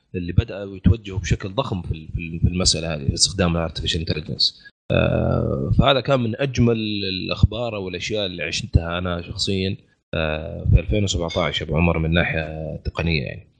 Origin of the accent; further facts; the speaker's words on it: Saudi Arabia; عندنا في السعودية